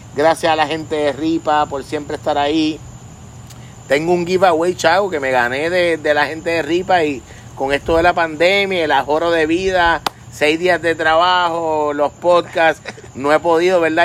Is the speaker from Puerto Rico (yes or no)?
yes; Puerto Rico; un puertorriqueño